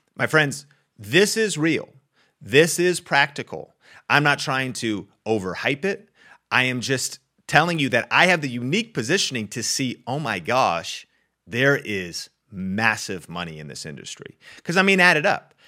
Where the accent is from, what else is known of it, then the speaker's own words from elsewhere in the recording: Arlington, Washington, United States; I grew up in Arlington, Washington